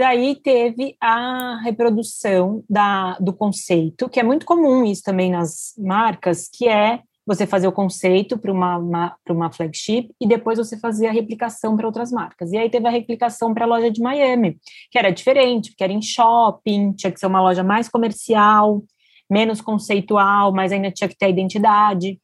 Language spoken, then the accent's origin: Portuguese; Brazil; first language Portuguese; eu, brasileira que fala português